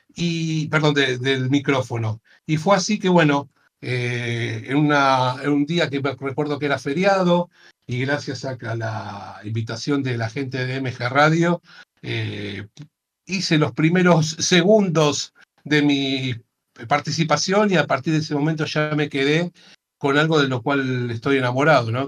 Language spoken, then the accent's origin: Spanish; Argentina